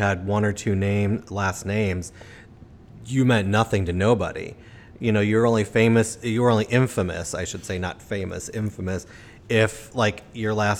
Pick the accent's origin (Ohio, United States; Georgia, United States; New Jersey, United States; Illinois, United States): Illinois, United States; Chicago; moved away; I'm from Chicago